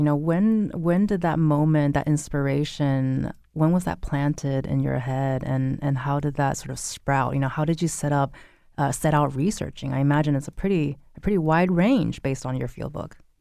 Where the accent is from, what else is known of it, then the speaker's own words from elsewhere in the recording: West Coast, United States; now in Connecticut, United States; I grew up in the West Coast